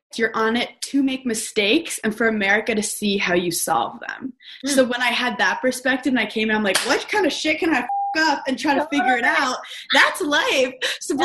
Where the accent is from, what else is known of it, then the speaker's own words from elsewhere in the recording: New York City, New York, United States; I'm from New York City.